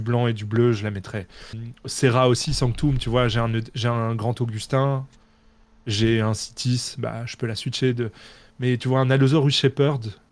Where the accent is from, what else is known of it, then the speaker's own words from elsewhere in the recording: Belgium; comme je suis belge